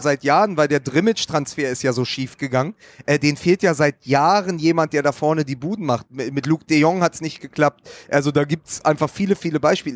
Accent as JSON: {"language": "German", "region": "Berlin", "country": "Germany", "said": "als Berliner"}